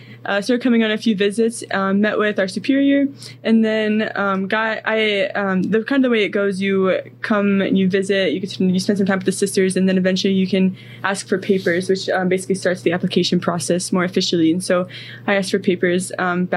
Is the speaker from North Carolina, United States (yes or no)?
no; Delaware, Ohio, United States; also born or lived in Columbus, Ohio / Westfield; I'm from Columbus, Ohio. Okay. I lived in Westfield the past few years, but grew up in Delaware, so right around there.